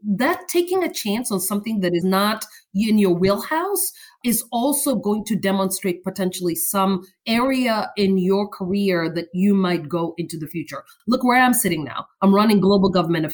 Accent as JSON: {"language": "English", "country": "Kenya", "tie": "born or raised there", "moved": "yes", "said": "Born and raised in Kenya"}